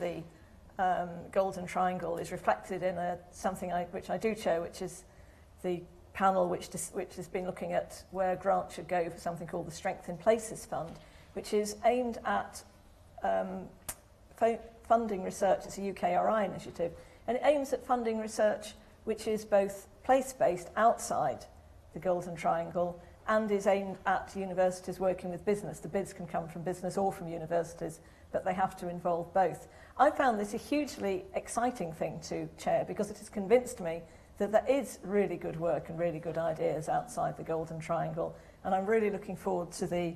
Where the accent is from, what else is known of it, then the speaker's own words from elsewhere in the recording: Stoke-on-Trent, West Midlands, United Kingdom; moved away; every time I go back to my hometown, which most of you will know is Stoke-on-Trent